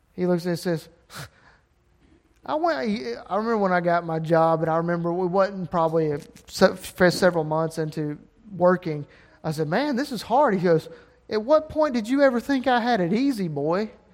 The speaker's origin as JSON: {"language": "English", "region": "Alabama", "country": "United States", "said": "I'm from Alabama and uneducated"}